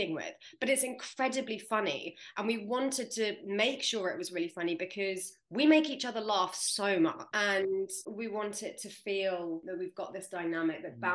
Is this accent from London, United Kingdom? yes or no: yes; London, United Kingdom; I'm from London